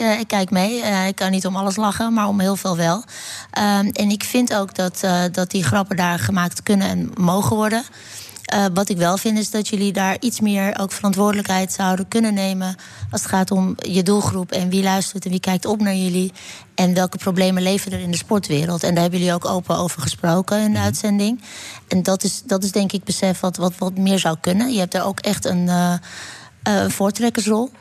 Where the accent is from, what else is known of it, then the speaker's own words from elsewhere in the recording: Netherlands; ik ben een Nederlander